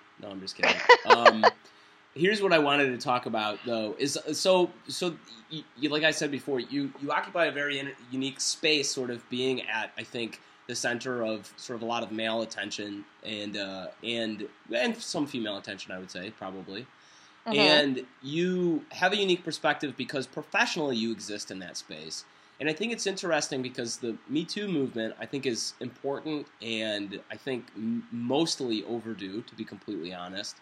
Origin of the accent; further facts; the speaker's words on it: Midwest, United States; I'm from the Midwest